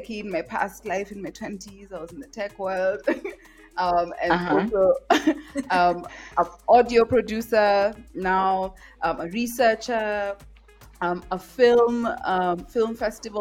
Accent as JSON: {"language": "English", "region": "Nairobi", "country": "Kenya", "tie": "born or raised there", "said": "I am born and raised in Nairobi and I'm anchored in Nairobi"}